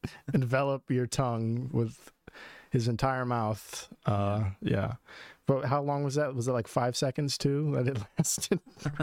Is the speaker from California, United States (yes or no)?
no; Stafford, Virginia, United States; and we're in Stafford now. This is my home town. I wasn't born here, no, but I've been in Stafford, or like the surrounding, like Triangle area, for I don't know, since I was like 3 or 4, something like that. So definitely raised here.